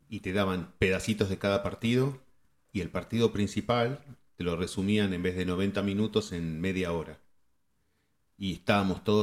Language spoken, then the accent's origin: Spanish; Argentina; moved away; cuando nosotros nos fuimos de Argentina, el canal que era de deportes era TIC Sports.